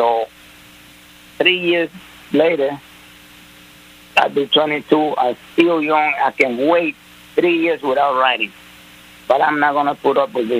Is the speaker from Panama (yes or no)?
yes; Panama; English is a second language; moved away as an adult; now in United States; I was living right in Panama